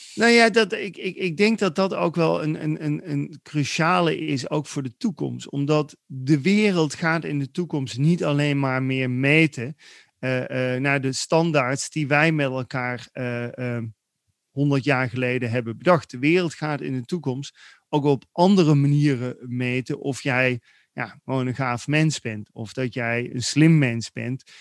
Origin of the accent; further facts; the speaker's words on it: Netherlands; wij zijn een beetje opgegroeid als Nederlanders